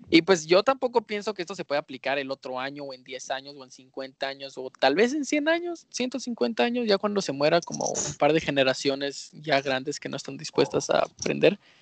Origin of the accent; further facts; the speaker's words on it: Guatemala; Guatemala es un país chiquito